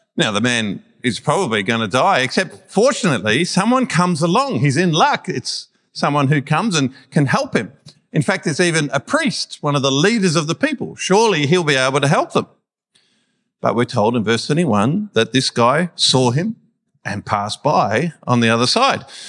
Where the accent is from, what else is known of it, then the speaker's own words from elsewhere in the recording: Melbourne, Victoria, Australia; we're Melburnians from Melbourne